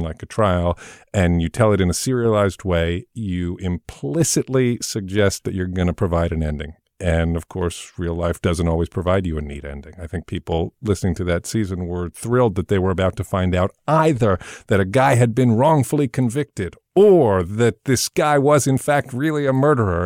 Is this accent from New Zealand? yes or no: no; England, United Kingdom; moved away; I grew up in England